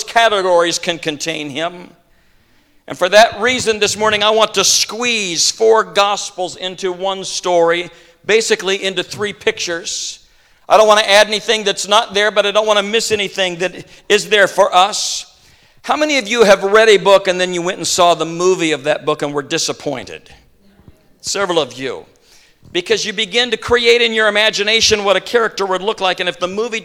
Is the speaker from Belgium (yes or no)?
no; Midwest, United States; I'm a farm kid. I grew up in the Midwest, and I grew up around horses and donkeys